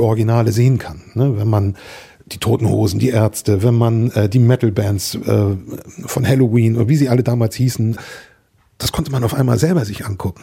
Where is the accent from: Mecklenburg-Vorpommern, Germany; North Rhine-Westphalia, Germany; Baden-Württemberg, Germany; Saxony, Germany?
Mecklenburg-Vorpommern, Germany; Meine Heimat ist das wunderschöne Mecklenburg, und sie liegt in der Vergangenheit